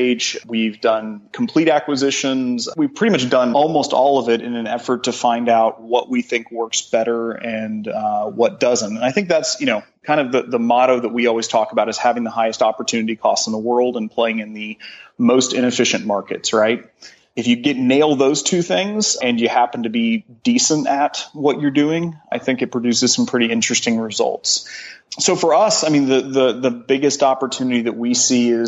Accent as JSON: {"language": "English", "town": "Joplin", "region": "Missouri", "country": "United States", "tie": "born or raised there", "lives_now": "Columbia, United States", "said": "I grew up in Joplin"}